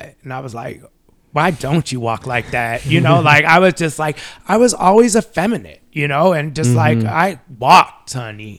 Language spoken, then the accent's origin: English; Long Beach, California, United States; I grew up in Long Beach